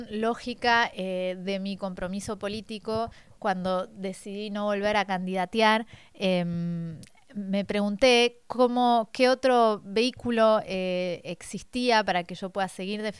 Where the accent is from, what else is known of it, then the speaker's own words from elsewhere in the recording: Argentina; moved away as an adult; also born or lived in France; now in Paris, France; nací en Francia, eh, mis padres estaban acá por temas laborales y nos volvimos a Argentina a los siete años y hará unos ocho volví de nuevo a París